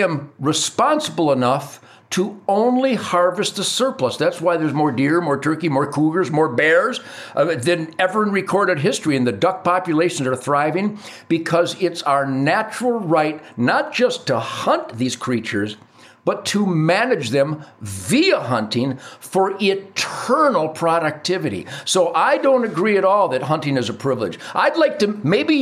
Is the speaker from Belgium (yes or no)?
no; Detroit, Michigan, United States; I was taught chores in being an asset to my family growing up in Detroit.